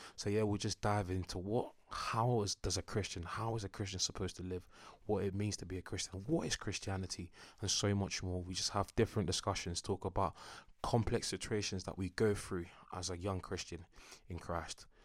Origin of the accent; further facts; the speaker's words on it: Enfield, London, United Kingdom; I'm a North Londoner. North London is the best, do you know what I'm saying? Born and raised, Enfield